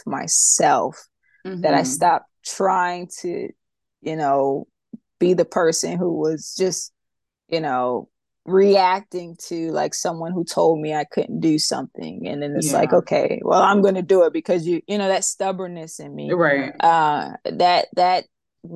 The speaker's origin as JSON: {"language": "English", "region": "New York", "country": "United States", "tie": "born or raised there", "said": "I grew up in New York"}